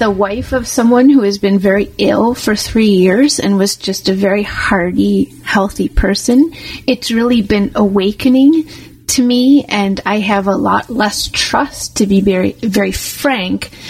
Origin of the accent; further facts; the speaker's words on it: United States; now in Canada; I, am I'm, I'm American.